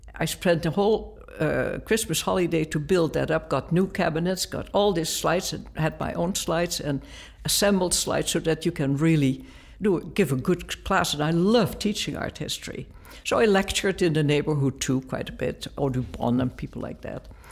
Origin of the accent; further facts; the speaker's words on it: Netherlands; moved away; I grew up in Holland